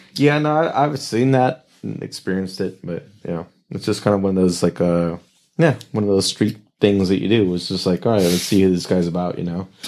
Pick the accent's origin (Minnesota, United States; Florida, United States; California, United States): California, United States; Oxnard; Oxnard, born and raised Ventura yeah, Ventura County